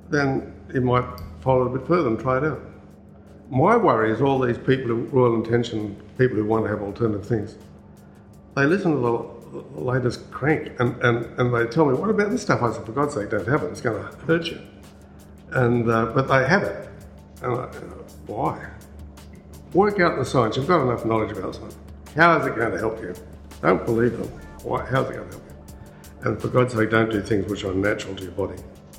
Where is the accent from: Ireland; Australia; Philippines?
Australia; Newcastle, New South Wales; moved away; I come from Newcastle. I went to Newcastle University College when I first started